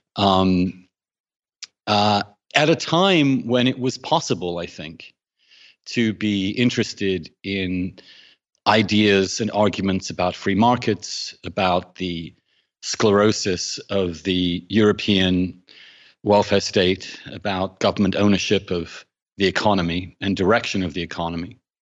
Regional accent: England, United Kingdom; moved away; I grew up in England um, in the 70s and 80s

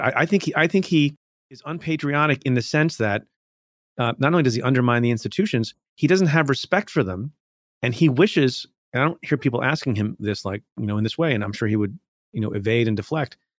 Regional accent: India; now in United States; I was born in India, came to the United States

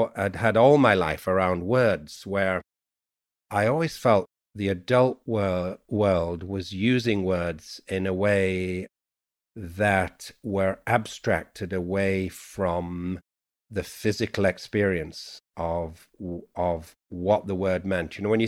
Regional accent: Yorkshire and the Humber, United Kingdom; accent: Yorkshire; And so I have 3 accents, which is a kind of, or 4, I received English from college, my Yorkshire dialect, which is a full dia

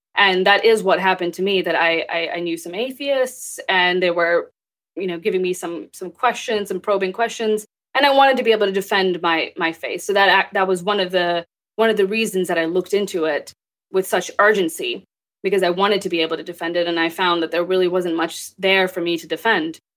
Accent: Texas, United States; also born or lived in Pakistan; I grew up in Texas. I was born in Pakistan, and I moved here

